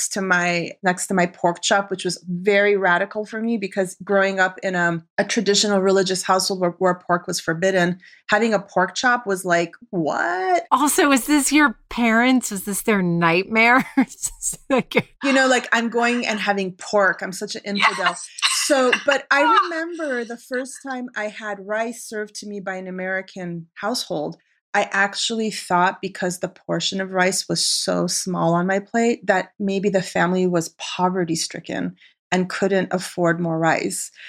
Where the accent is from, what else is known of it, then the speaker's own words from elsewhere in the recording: Arizona, United States; moved away as an adult; also born or lived in Tehran, Iran / New York City, United States; now in Los Angeles, United States; my family uh, immigrated to the US when I was just four years old. And we, we chose Arizona, of all places, to put down roots, which, you know, back then was totally not someplace where Persians or like any Middle Easterners immigrated to.